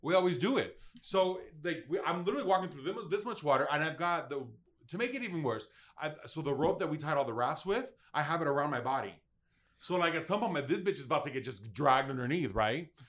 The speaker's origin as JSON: {"language": "English", "country": "United States", "said": "I'm proud of being American"}